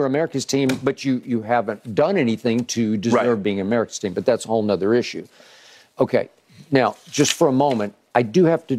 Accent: Oklahoma, United States; I get the Big 12 because I grew up in Oklahoma fan, and it used to be the Big Eight.

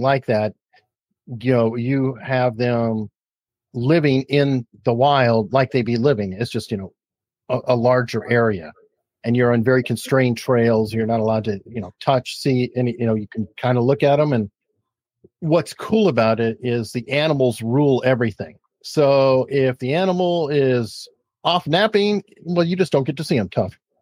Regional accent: Tucson, Arizona, United States; I grew up in Tucson, Arizona

